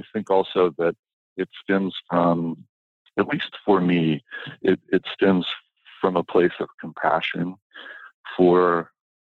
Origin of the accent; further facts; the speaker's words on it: Kettering, Ohio, United States; moved away as an adult; also born or lived in San Francisco; when I was a kid, I was growing up in Kettering, Ohio, outside of Dayton